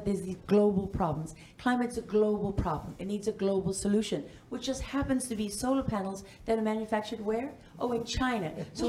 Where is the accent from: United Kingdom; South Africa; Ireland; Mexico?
South Africa; I'm South African.